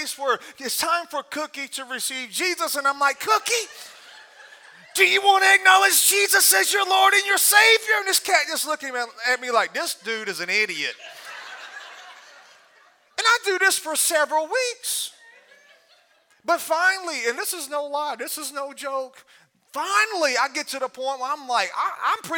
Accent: Alabama, United States; I'm from Alabama

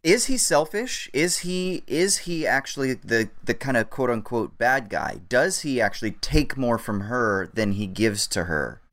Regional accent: Orange County, California, United States; growing up in Orange County

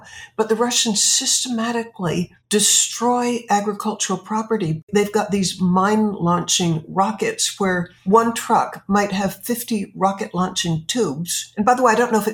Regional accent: United States; as an American

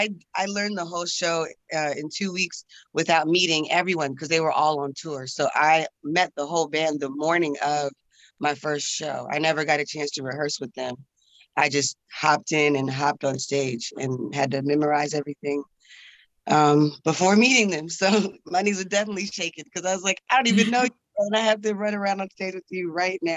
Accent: Atlanta, Georgia, United States; I joined in Atlanta, my hometown.

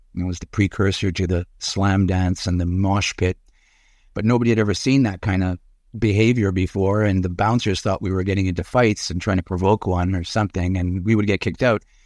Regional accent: Montreal, Quebec, Canada; also born or lived in Urbana, Illinois, United States; we moved to Montreal. I was three years old. and, uh, grew up there

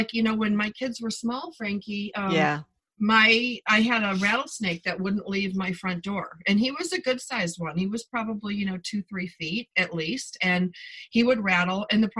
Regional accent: Buffalo, New York, United States; My point was that, you know, I came from Buffalo.

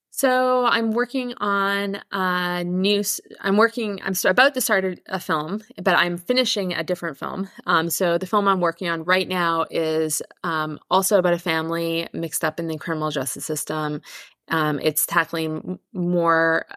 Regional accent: Victoria, British Columbia, Canada; I'm from Canada. I grew up on Victor- in Victoria on Vancouver Island

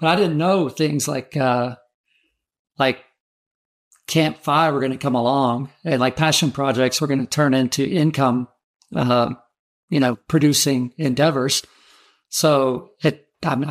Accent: Georgia, United States; I'm from Georgia

